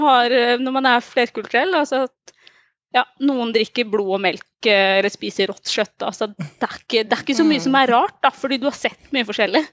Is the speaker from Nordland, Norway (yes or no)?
no; Oslo, Norway; så er jeg fra Oslo, jeg er fra mm. Hauketo.